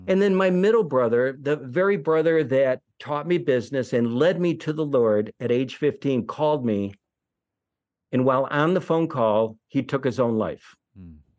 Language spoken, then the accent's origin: English; Detroit, Michigan, United States; growing up in Detroit